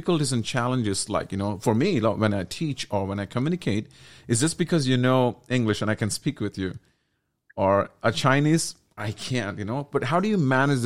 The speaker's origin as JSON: {"language": "English", "country": "India", "moved": "yes", "lives_now": "Macau", "said": "as an Indian. I'm coming from there"}